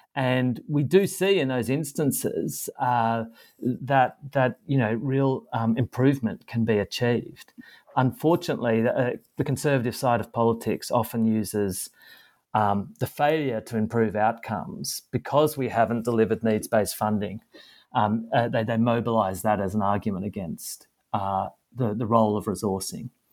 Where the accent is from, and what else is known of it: Australia